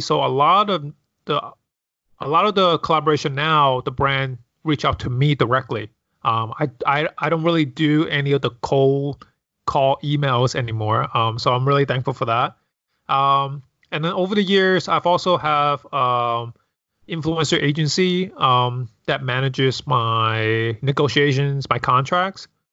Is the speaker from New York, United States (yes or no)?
yes; New York City, New York, United States; growing up in New York City